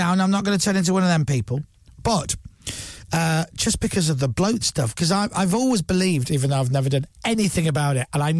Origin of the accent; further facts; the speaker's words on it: Leeds, Yorkshire and the Humber, United Kingdom; also born or lived in Luxembourg; now in London, United Kingdom; I'm from Leeds.